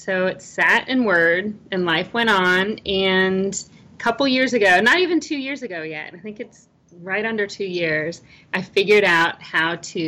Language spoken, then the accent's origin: English; Virginia, United States; I'm born and raised in Virginia